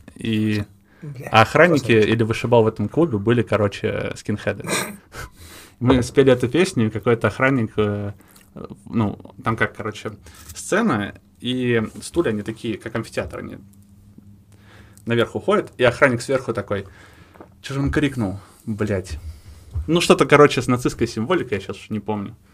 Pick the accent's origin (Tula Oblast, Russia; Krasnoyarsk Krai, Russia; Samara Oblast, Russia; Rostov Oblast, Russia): Tula Oblast, Russia; Kireyevsk; moved away; я родом из Кириевска, Тульской области